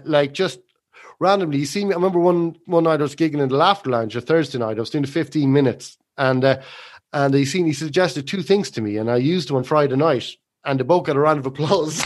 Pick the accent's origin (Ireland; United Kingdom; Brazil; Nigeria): Ireland; we were living in Meath and, uh, close to my hometown